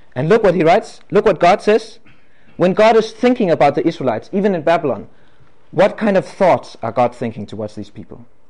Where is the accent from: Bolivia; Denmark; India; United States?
Denmark; English is a second language; I'm from Denmark, and uh, I am not a native English-speaking person